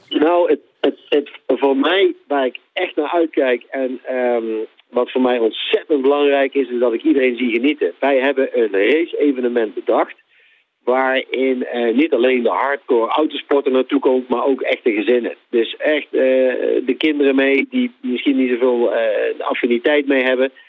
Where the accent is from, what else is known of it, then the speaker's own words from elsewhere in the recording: Netherlands; als Nederlanders